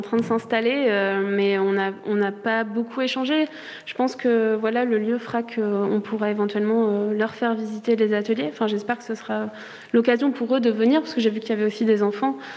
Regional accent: Charente-Maritime, Nouvelle-Aquitaine, France; moved away as an adult; now in Brussels, Belgium; je suis française, je viens de Charente-Maritime à la base

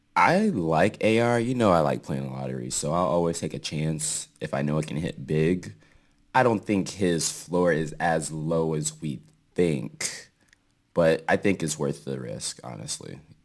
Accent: Seattle, Washington, United States

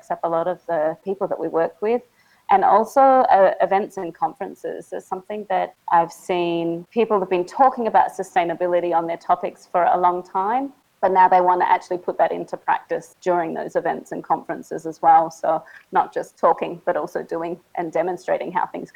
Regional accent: Adelaide, South Australia, Australia; moved away as an adult; now in Siem Reap, Cambodia; I'm from Adelaide in Australia, though I'm calling you from Siem Reap in Cambodia

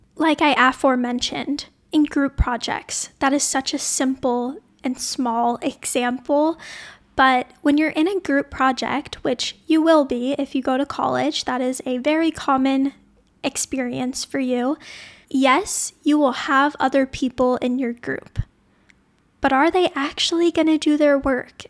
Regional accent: New Orleans, Louisiana, United States; moved away as an adult; also born or lived in Sonoma, California; I grew up in New Orleans, Louisiana, which is pretty deep in the South

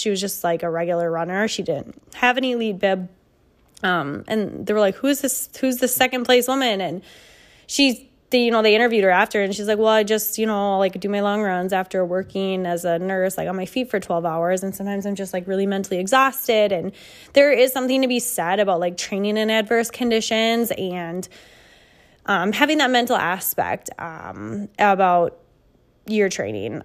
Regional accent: Midwest, United States; we're from the Midwest here, so we don't have a lot of hills

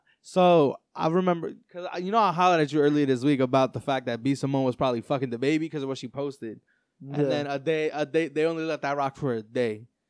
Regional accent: New York, United States; I'm from New York. I say my son to everything.

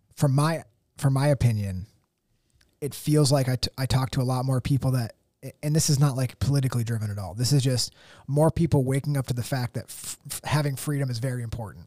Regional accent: United States; as an American

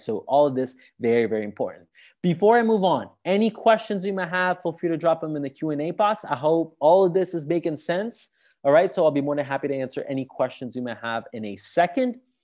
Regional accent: Sicily, Italy; English is a second language; moved away as an adult; now in Rome, Italy; I'm from Sicily, from the south of Italy

